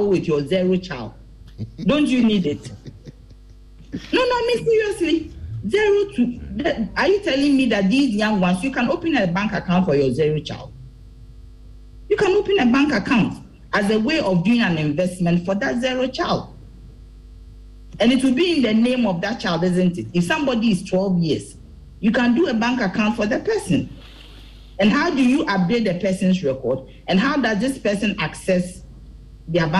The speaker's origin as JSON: {"language": "English", "country": "Ghana", "said": "this card is what is going to identify me as a Ghanaian"}